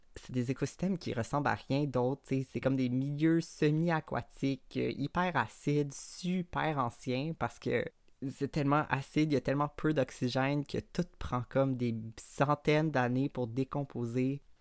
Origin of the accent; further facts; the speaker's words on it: Montreal, Quebec, Canada; je suis née à Montréal, d'une famille blanche, américaine, de classe moyenne